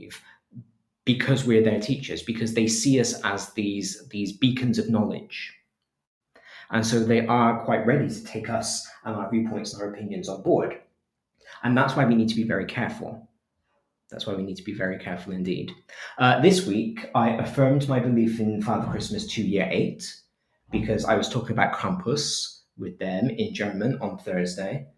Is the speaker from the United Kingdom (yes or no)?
yes; England, United Kingdom; as an English person